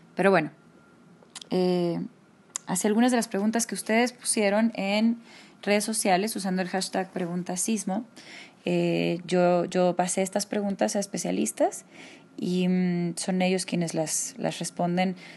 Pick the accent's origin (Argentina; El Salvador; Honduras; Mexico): Mexico; nos han cambiado la forma de interactuar entre nosotros como mexicanos